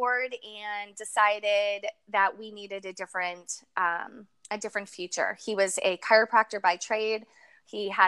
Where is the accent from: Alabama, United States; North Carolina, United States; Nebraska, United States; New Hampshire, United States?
New Hampshire, United States; Manchester; I grew up in New England, in a place called Manchester, New Hampshire